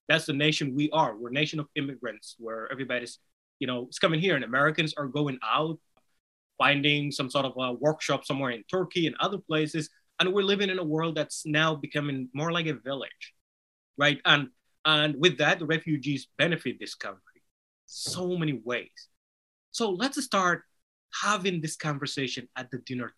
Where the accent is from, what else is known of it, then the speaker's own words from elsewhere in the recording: Somalia; first language Somali; English is a second language; now in United States; Somali, which is my native language